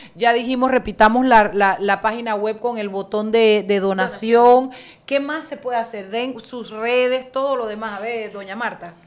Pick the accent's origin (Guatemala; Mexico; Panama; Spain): Panama; Chiriquí; yo soy chiricana, no soy panameña